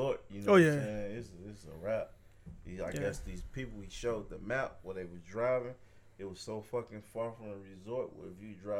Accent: Chicago, Illinois, United States; growing up in Chicago

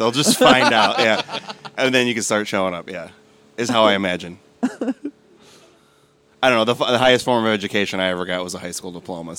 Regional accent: Chicago, Illinois, United States; I'm from Chicago

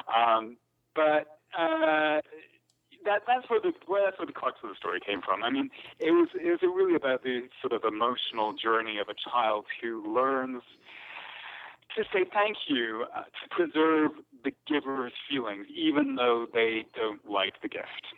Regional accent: Scotland, United Kingdom; I grew up in Scotland

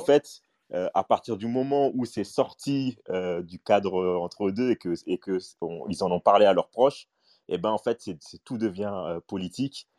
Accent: Paris, Île-de-France, France; moi, j'ai grandi à Stalingrad dans le 19e

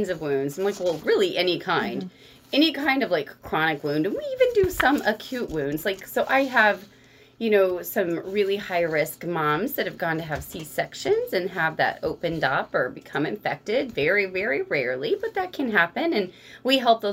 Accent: Rolla, Missouri, United States; I grew up here in Rolla

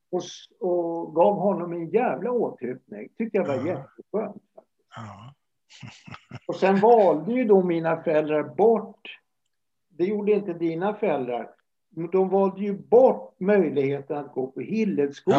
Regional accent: Stockholm, Stockholm County, Sweden; jag växte upp i, i Årsta i södra Stockholm

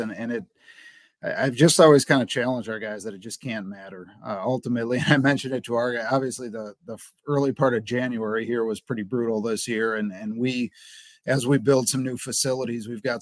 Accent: Wisconsin, United States; moved away as an adult; also born or lived in Central Michigan; now in Cincinnati, United States; I'm from Wisconsin

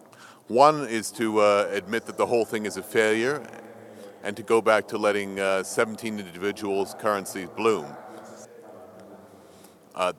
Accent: Toronto, Ontario, Canada; I come from Toronto, from the largest province, Ontario

